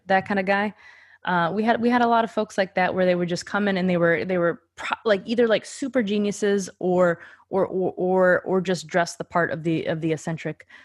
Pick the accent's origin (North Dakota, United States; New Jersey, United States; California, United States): North Dakota, United States; Grand Forks; moved away as an adult; also born or lived in Minneapolis, Minnesota; that's my hometown. Very cool. So I moved from Grand Forks, North Dakota to the cool city of Minneapolis, Minnesota